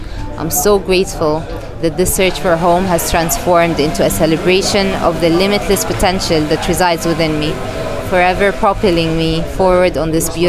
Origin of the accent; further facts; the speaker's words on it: Kuwait; born there; yeah, I was born in Kuwait, actually.